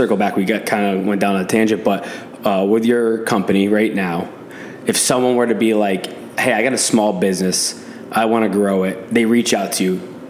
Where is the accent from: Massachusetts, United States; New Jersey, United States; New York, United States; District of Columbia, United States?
Massachusetts, United States; Boston; I mean, I'm from Boston